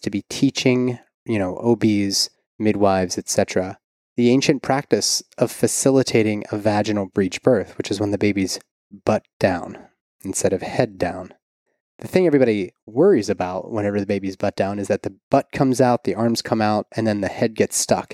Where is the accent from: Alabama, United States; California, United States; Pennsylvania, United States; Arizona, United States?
Pennsylvania, United States; Pittsburgh; also born or lived in San Diego; now in Kentucky, United States; It was just outside of Pittsburgh, my hometown